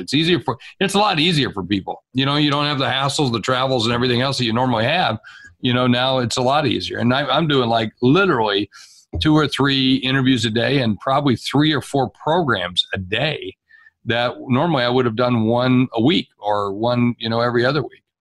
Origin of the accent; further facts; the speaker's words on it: South Dakota, United States; I'm from South Dakota, and for a long time I've operated inside the borders of South Dakota